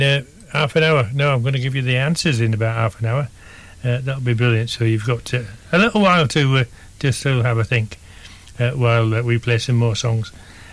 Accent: Bradford, Yorkshire and the Humber, United Kingdom; I'm from the Bradford area. That's where I'm broadcasting from the moment, as we speak.

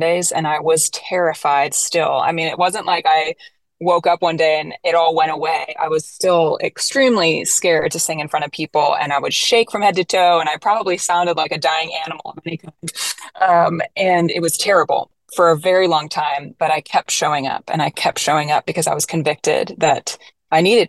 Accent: Florida, United States; moved away as an adult; also born or lived in Nashville, Tennessee; I grew up in Florida

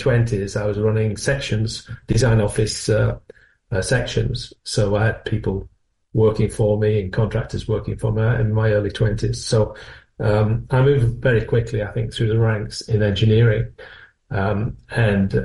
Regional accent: North West England, United Kingdom; moved away as an adult; also born or lived in Milton Keynes; now in Northampton, United Kingdom; when you come down from the northwest of England, which is, you may lean for my accent, I was from the northwest.

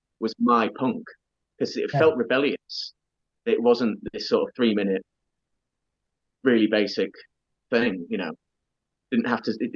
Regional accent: Doncaster, Yorkshire and the Humber, United Kingdom; when I was growing up in Doncaster.

